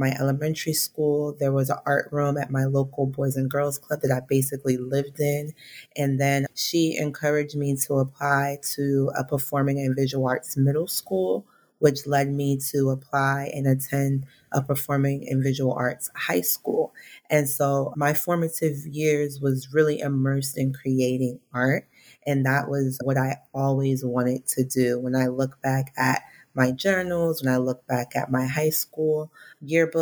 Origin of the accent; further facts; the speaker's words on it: South Florida, United States; moved away as an adult; now in New York City, United States; I'm from South Florida